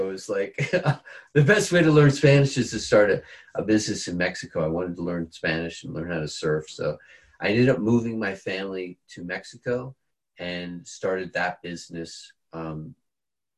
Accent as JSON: {"language": "English", "country": "Bermuda", "also_born_or_lived": "California", "moved": "yes", "said": "I'm from Bermuda. So I moved back to Bermuda to have my children there with my wife."}